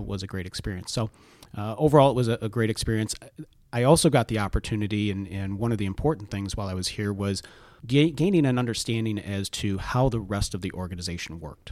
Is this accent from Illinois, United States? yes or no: yes; Rock Island, Illinois, United States; that's my hometown